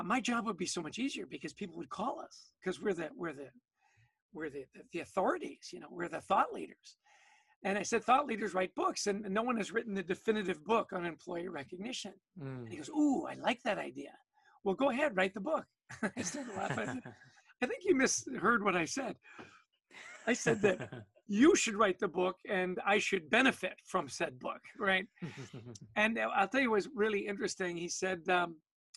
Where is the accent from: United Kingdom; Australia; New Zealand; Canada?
Canada; now in United States; I was born and raised in Canada